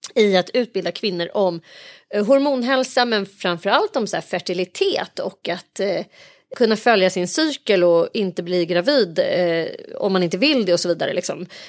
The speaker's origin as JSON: {"language": "Swedish", "country": "Sweden", "tie": "born or raised there", "said": "vi som liksom är infödda svenskar"}